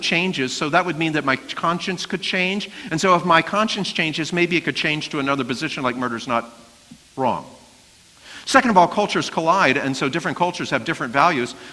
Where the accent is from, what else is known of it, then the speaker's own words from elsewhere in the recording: Baltimore, Maryland, United States; I'm from Baltimore